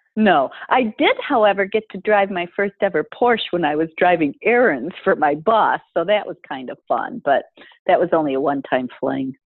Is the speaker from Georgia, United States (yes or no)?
no; Detroit, Michigan, United States; moved away as an adult; also born or lived in Boston, Massachusetts; I grew up in Michigan in the Detroit area